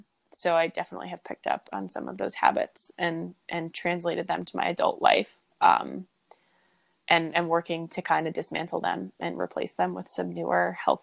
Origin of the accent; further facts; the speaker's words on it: East Lyme, Connecticut, United States; Predominantly, I say I'm from Connecticut, from East Lyme, where you are also from, because that's where I spent the most time and that's where I felt the most home.